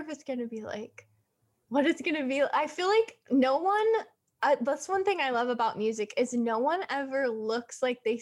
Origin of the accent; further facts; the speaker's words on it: Southern California, United States; I was born and raised here in California, Southern California